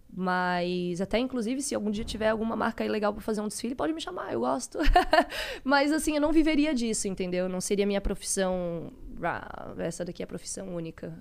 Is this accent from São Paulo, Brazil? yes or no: no; Florianópolis, Santa Catarina, Brazil; eu sou é, de Florianópolis, Santa Catarina, cresci lá.